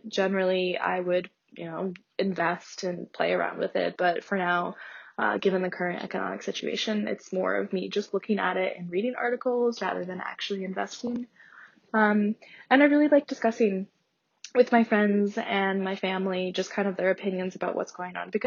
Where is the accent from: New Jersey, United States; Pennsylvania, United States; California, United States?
Pennsylvania, United States; Northeast; I'm also from Northeast Pennsylvania